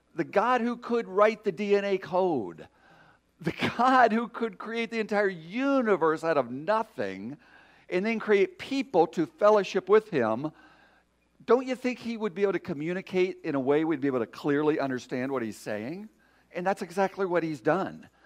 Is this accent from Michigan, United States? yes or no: yes; Michigan, United States; I'm from Michigan. We're surrounded by lakes